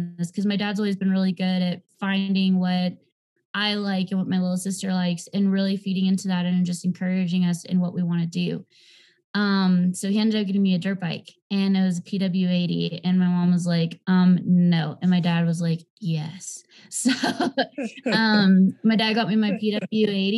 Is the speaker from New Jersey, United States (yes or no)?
no; Southern California, United States; I'm originally from Southern California